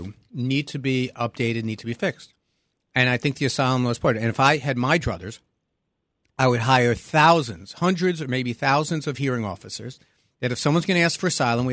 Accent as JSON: {"language": "English", "town": "New York City", "region": "New York", "country": "United States", "tie": "born or raised there", "said": "my hometown of Brooklyn."}